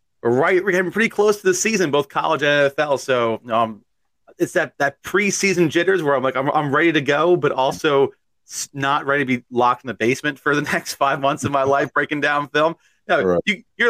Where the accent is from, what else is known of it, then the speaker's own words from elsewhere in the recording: New York, United States; I'm from New York.